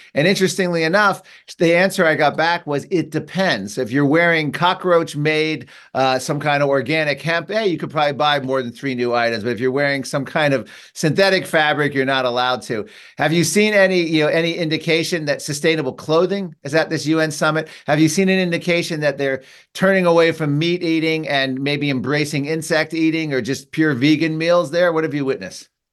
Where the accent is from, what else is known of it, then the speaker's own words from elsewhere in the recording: United States; as a American Catholic